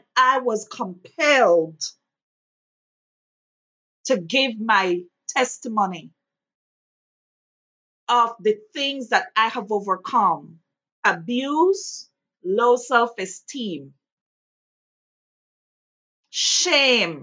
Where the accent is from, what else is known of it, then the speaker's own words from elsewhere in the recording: Belize; moved away as an adult; now in Lexington, United States; I am originally from Belize